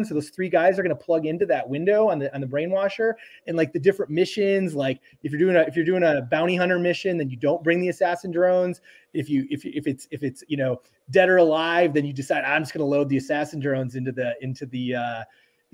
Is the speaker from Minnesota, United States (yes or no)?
yes; Minnesota, United States; I'm from Minnesota.